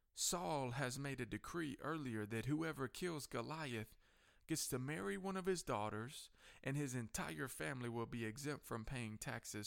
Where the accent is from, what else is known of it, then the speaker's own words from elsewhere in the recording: United States; Coffee County Courthouse here in my hometown